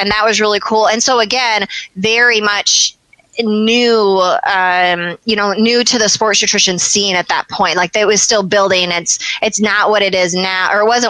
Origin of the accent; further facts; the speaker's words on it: Michigan, United States; I'm from Michigan